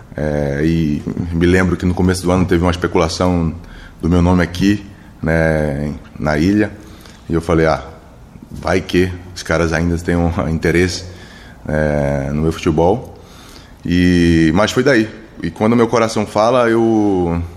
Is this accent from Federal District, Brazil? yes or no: no; Recife, Pernambuco, Brazil; moved away; also born or lived in São Paulo; eu saí de Recife